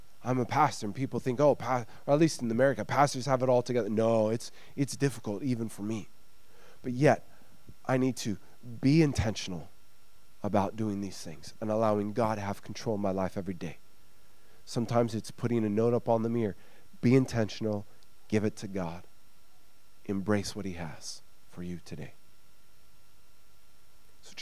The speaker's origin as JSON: {"language": "English", "country": "United States", "moved": "yes", "lives_now": "Sweden", "said": "As an American"}